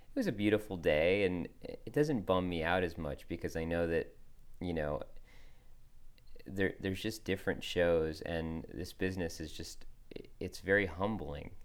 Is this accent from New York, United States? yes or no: no; Wilton, Connecticut, United States; moved away as an adult; also born or lived in Nashville; I grew up in Wilton, Connecticut